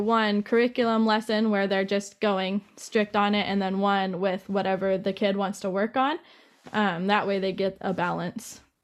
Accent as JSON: {"language": "English", "town": "Safford", "region": "Arizona", "country": "United States", "tie": "born or raised there", "also_born_or_lived": "Hobbs, New Mexico / Colorado", "said": "Safford is the place that I grew up the most. I was there for about ten"}